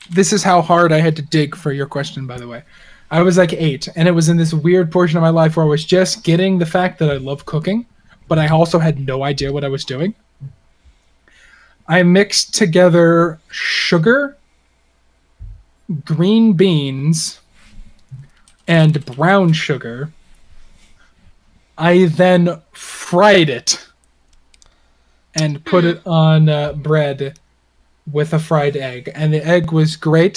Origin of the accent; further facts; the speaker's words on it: Texas, United States; I grew up in Texas, and yes, before you ask, I did raise farm animals